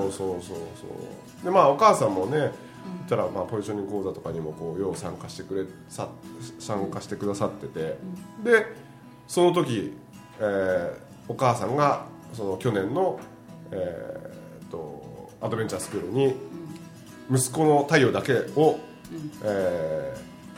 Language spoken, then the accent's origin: Japanese; Niigata, Japan; 僕らの地元で新潟の地元